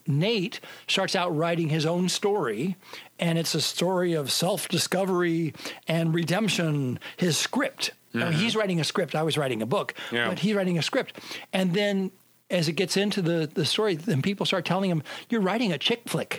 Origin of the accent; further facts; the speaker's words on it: San Jose, California, United States; San Jose is where I grew up